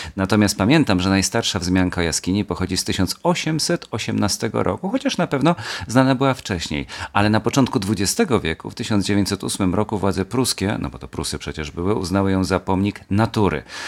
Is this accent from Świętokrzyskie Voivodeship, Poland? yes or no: yes; Kielce, Świętokrzyskie Voivodeship, Poland; also born or lived in Gdynia area; jestem kielczaninem z dziada pradziada